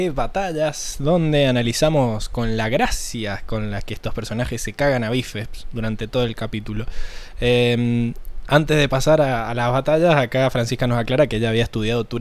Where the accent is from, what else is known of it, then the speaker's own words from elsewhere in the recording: Mendoza, Argentina; Sí, sí, ¿qué onda ese mito de que los mendocinos somos chilenos para, para toda esa zona del este?